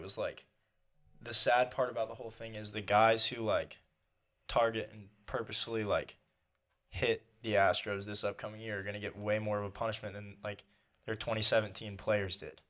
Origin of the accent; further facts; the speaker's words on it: Houston, Texas, United States; moved away; I grew up in Houston